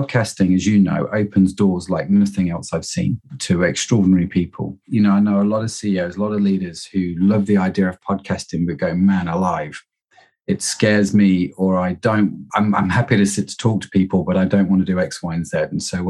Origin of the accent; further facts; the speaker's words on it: Derby, East Midlands, United Kingdom; moved away as an adult; also born or lived in United States; now in Liverpool, United Kingdom; I grew up in Derby, lived in the States, and then came back to Liverpool and have stayed, really